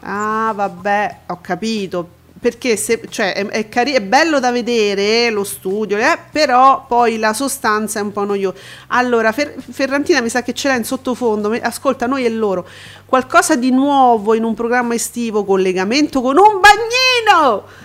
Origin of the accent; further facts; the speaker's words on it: Italy; noi italiani